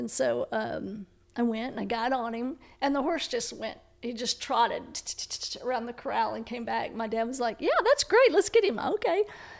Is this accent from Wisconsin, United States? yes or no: no; Texas, United States; Way the for Texas.